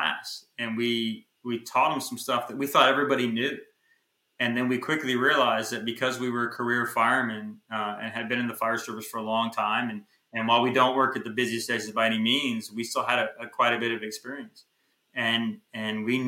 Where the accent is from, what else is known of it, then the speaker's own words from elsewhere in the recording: Texas, United States; We don't have those in Texas. We're from Texas